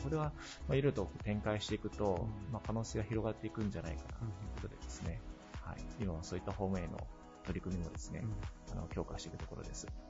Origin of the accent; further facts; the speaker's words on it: Okayama, Japan; 大学卒業して地元に帰ってきたのが平成16年だったんですけれども